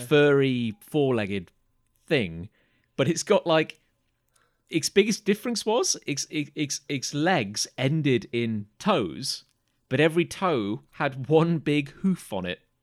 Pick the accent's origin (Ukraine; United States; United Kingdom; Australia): United Kingdom; I was from Britain